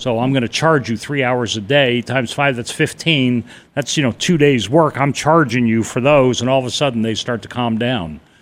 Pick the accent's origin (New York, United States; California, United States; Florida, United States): New York, United States; New York City; moved away as an adult; also born or lived in New England / Boston; now in Carefree, United States; I grew up in and around Manhattan